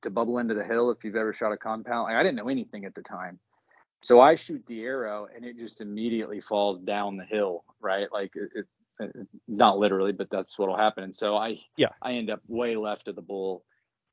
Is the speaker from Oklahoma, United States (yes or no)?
yes; Oklahoma, United States; moved away as an adult; also born or lived in Denver, Colorado; So I live in Oklahoma now. I'm originally from Oklahoma